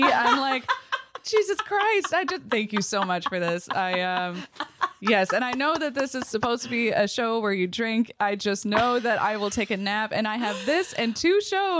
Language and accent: English; Port Colborne, Ontario, Canada; moved away; I'm from Port Colborne, Ontario, and that is in the Niagara region down on Lake Erie.